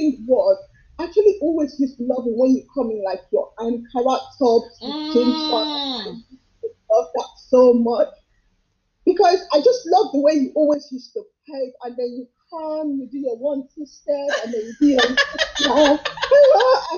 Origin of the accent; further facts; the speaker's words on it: Nigeria; I'm Nigerian